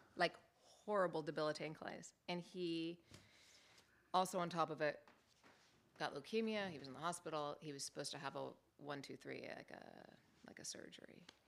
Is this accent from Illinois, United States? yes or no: no; Los Angeles, California, United States; also born or lived in Palos Verdes; Grew up in Los Angeles. I was, yes, I was born in Palos Verdes. We moved up to L A when I was five years old.